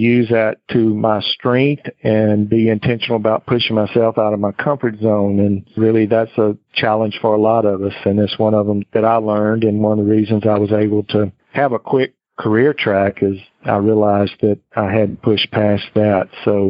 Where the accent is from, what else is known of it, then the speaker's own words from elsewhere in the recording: Mississippi, United States; also born or lived in Houston, Texas; I moved from my home state of Mississippi to Houston, Texas. Spent almost 3 years with them before I decided to move back to Mississippi.